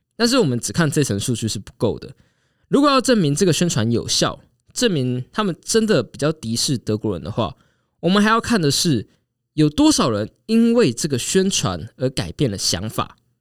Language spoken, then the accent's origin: Chinese; Taiwan; 虽然我们台湾人都在火美国大选